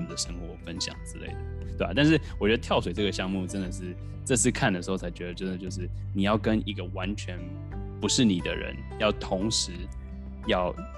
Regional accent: Taiwan; 我们是台湾人

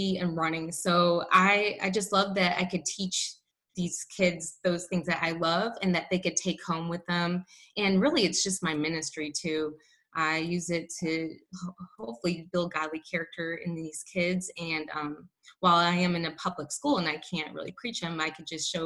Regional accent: Northwest Indiana, United States; I grew up in Northwest Indiana in a town that was about 40 minutes from Chicago.

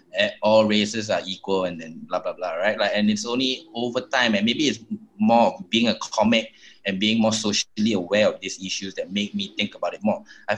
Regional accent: Singapore; I grew up here in Chinatown

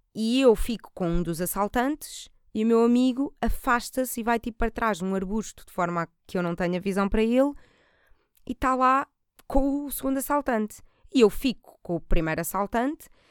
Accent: Portugal; eu também sou da margem sul

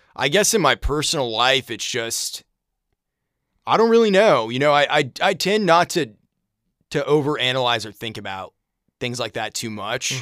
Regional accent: Brunswick, Maine, United States; I grew up in Maine, and it was, it was a middle class town, working class kind of place. There was a, Bowdoin College was there. I grew up in a town called

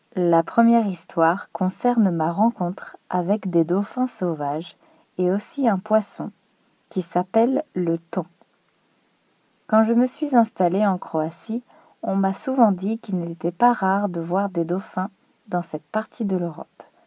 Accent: France; je suis française

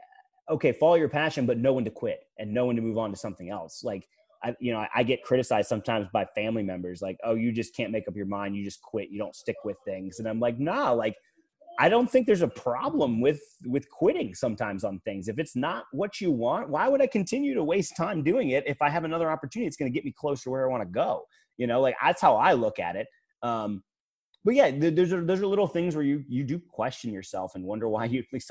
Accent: Fredericksburg, United States; You know, obviously I'm from Fredericksburg.

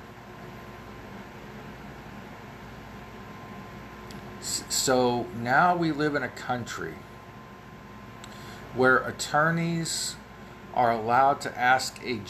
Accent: United States; I grew up in America

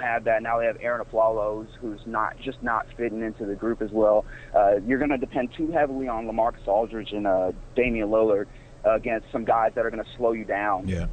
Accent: Houston, Texas, United States; I'm from Houston

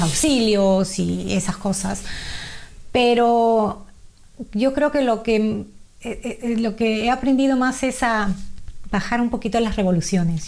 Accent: Peru; now in Australia; nacida y criada en Perú, peruana, eh, felizmente casada con dos hijas maravillosas y con más de 30 años aquí en Australia

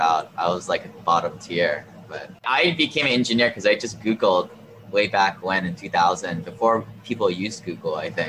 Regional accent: Hawaii, United States; moved away; also born or lived in Seattle; I grew up here in Hawaii. I always wanted to move back

